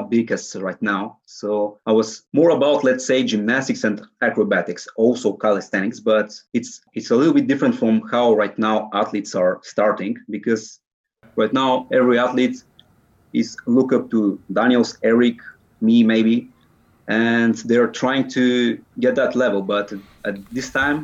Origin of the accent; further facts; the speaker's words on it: Sofia, Sofia City, Bulgaria; I'm currently 21 years old and I'm from Sofia, Bulgaria